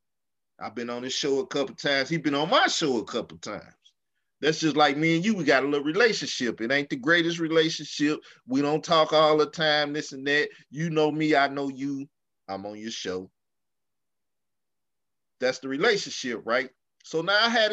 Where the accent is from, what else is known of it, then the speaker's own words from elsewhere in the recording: the South, United States; also born or lived in Arkansas; I come from the South. We talk about your whole dead family